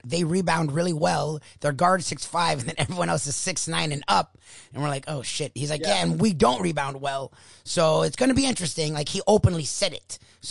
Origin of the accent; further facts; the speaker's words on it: Australia; We're Australian. Australian rules is back.